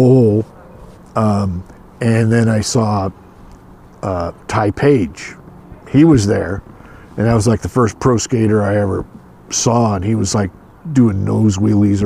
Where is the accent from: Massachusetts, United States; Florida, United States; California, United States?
California, United States; Escondido; also born or lived in Palo Alto, California; now in San Francisco, United States; Mostly in Southern California, North County, North San Diego County, in a town called Escondido.